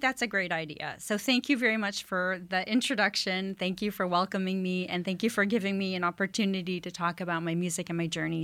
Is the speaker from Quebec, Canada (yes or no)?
yes; Montreal, Quebec, Canada; moved away as an adult; now in United States; I'm originally from Montreal, Canada.